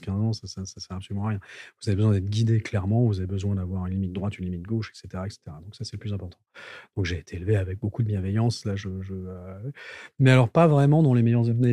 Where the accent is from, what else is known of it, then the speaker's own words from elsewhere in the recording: Val d'Oise, Île-de-France, France; j'ai grandi dans le Val d'Oise